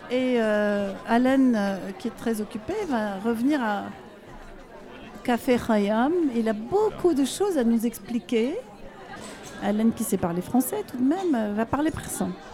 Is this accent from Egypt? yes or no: yes; Egypt; now in France; dans mon pays à moi, quand j'étais enfant en Égypte